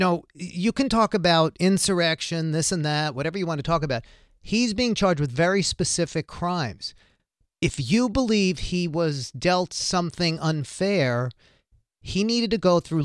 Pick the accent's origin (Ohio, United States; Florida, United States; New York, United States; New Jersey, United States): New York, United States; New York City; I'm from Staten Island